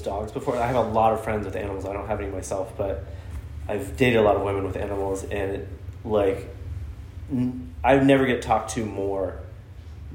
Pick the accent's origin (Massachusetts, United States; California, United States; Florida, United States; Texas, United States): Texas, United States; Austin; moved away; I am from Austin